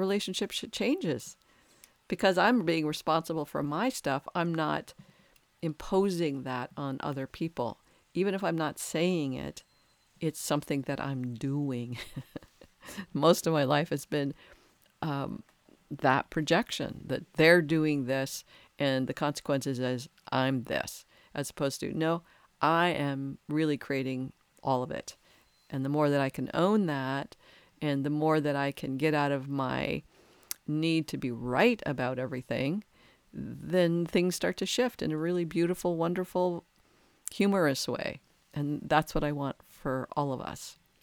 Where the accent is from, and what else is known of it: United States